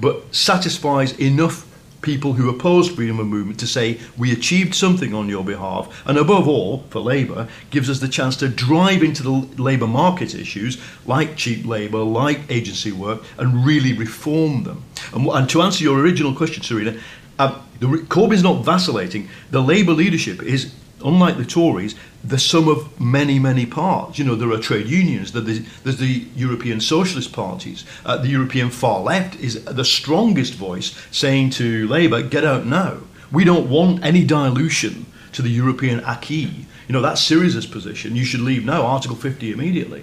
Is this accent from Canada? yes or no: no; England, United Kingdom; I find myself as an English person